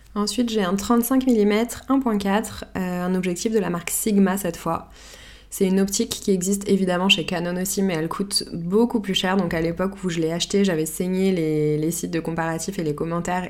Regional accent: Paris, Île-de-France, France; je suis née et j'ai grandi à Paris

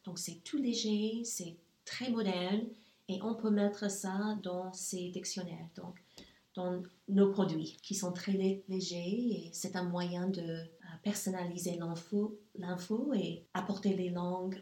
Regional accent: Nashville, Tennessee, United States; French is a second language; moved away as an adult; also born or lived in Germany; now in Luxembourg; je suis née aux États-Unis. Mon enfance a, eu lieu aux États-Unis. Euh, je viens du Sud, en fait, et ça, c'est assez spécial, on peut dire. Je viens de Nashville, Tennessee, et j'en suis très fière.

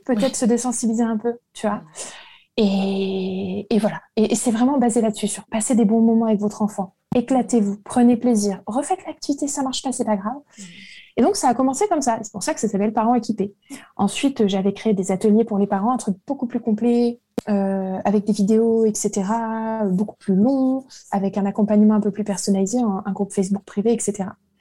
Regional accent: Lille, Hauts-de-France, France; now in Versailles, France; suis née à Lille, maintenant j'habite à Versailles.

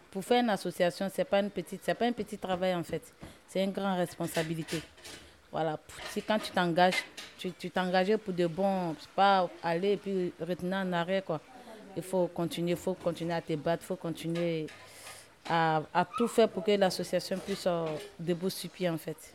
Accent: Côte d’Ivoire; moved away; Je viens de la Côte d'Ivoire. Je suis arrivée ici en 2019, fin 2019.

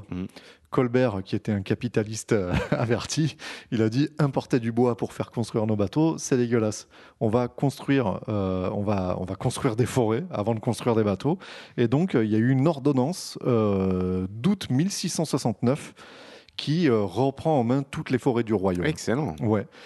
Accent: France; Parce que nous sommes français et nous sommes les meilleurs.

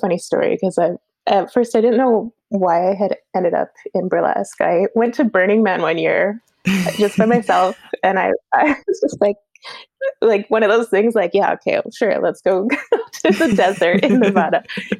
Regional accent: Williams Lake, British Columbia, Canada; born there; also born or lived in Chetwynd / Canmore / Calgary; So I was born in Williams Lake, UC, and then I moved up north to Chetwynd and spent some time there. And then I moved over to Alberta, and I was actually in Canmore and in Calgary.

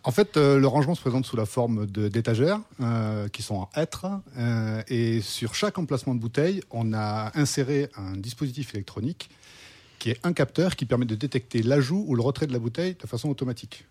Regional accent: Narbonne, Occitania, France; now in Paris, France; je suis originaire du Languedoc-Roussillon et de Narbonne, pour être plus précis

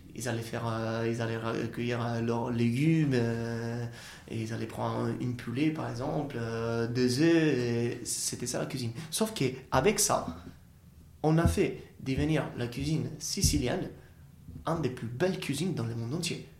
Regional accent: Italy; French is a second language; now in France; on a des fruits ou des légumes qu'on a chez nous en Italie et qu'on a la tradition d'utiliser

